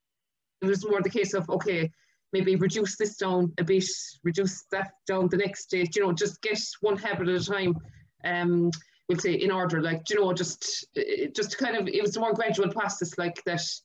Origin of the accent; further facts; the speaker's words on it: Ireland; I'm from Clarny and I'm working in Permanent TSB in Tralee as a mortgage advisor there